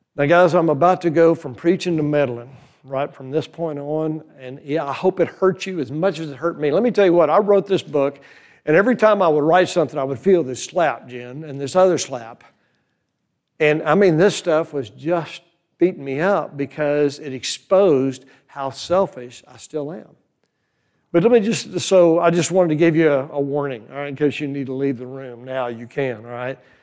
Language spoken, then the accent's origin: English; New Braunfels, Texas, United States; also born or lived in Fredericksburg, Texas; now in Boerne, United States; near my hometown, New Braunfels